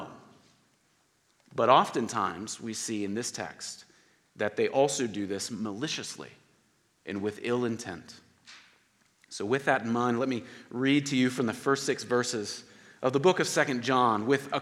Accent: Oklahoma City, Oklahoma, United States; I'm from Oklahoma City

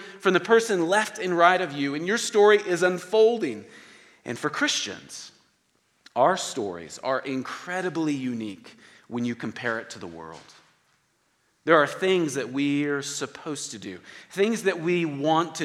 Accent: Oklahoma City, Oklahoma, United States; I'm from Oklahoma City

